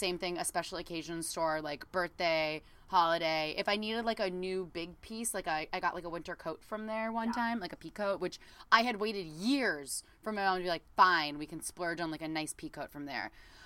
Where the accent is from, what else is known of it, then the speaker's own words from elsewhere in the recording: Southern California, United States; I was from Southern California